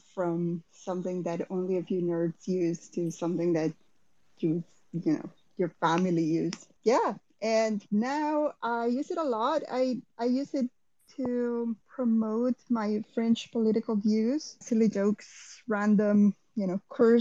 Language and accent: English; Costa Rica; moved away as an adult; now in San Francisco, United States; I was born and raised in Costa Rica, did a bunch of traveling, and ended up in SF around 2007.